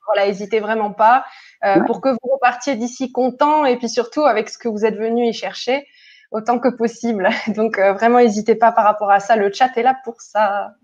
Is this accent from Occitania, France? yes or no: yes; Toulouse, Occitania, France; now in Barcelona, Spain; moi je viens de Toulouse et je vis aujourd'hui à Barcelone.